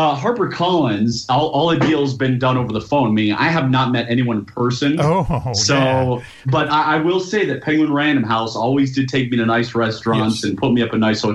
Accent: United States; moved away as an adult; now in Utah, United States; So I was born and raised just outside of Washington, D.C.

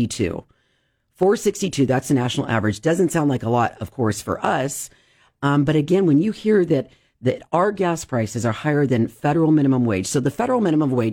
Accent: Denver, Colorado, United States; now in Sacramento, United States; my family, where I grew up in Denver

